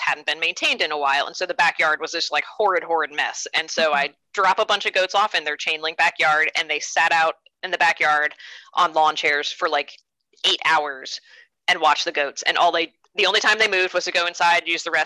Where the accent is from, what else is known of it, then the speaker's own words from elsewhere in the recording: New York, United States; now in Kansas City, United States; I'm originally a New Yorker, though, and not at all a farmer.